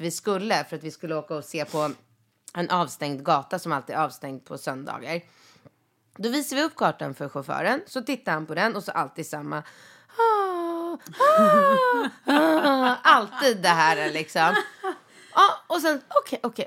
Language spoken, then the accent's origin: Swedish; Sweden; jag då som är en svensk eh, tjej.